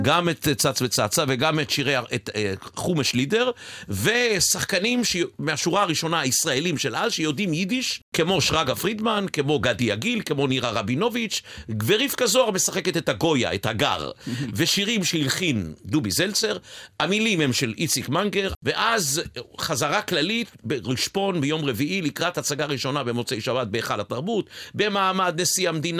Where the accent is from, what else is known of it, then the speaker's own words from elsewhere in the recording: Ness Ziona, Central District, Israel; יליד נס ציונה